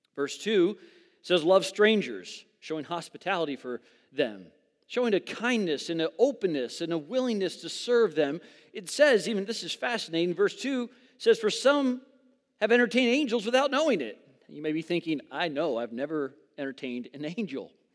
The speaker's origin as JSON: {"language": "English", "region": "Southern California", "country": "United States", "tie": "born or raised there", "moved": "as an adult", "said": "I grew up in Southern California."}